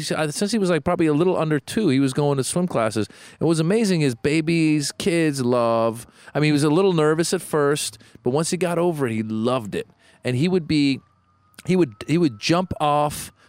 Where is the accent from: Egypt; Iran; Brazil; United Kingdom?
Iran; English is a second language; moved away; English language, second language. I was born in Iran.